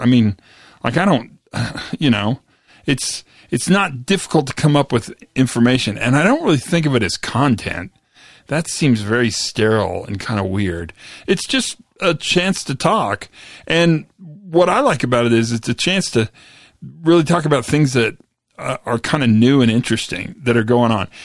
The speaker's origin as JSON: {"language": "English", "region": "Western Kansas", "country": "United States", "tie": "born or raised there", "moved": "yes", "said": "I grew up in Western Kansas"}